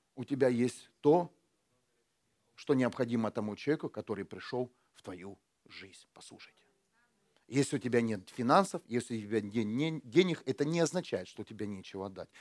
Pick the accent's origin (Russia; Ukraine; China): Ukraine; now in Germany; я когда э, только приехал из Украины, у нас, у нас вот так, да, в Украине